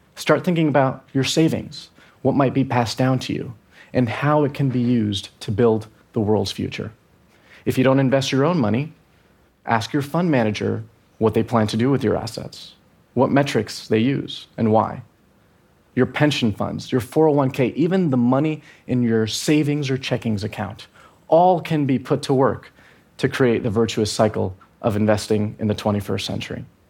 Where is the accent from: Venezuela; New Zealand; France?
Venezuela; I'm from Venezuela